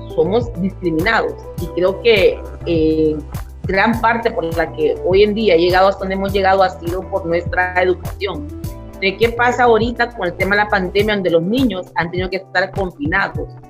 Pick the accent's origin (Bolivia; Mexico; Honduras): Honduras; Santa Rosa de Aguán, Colón; yo nací en Santa Rosa de Aguán, en la comunidad garífuna, hoy por hoy más pobre de nuestro país